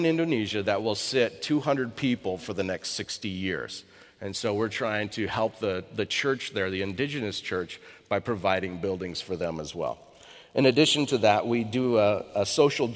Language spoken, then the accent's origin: English; Eastern Washington, United States; I grew up in Eastern Washington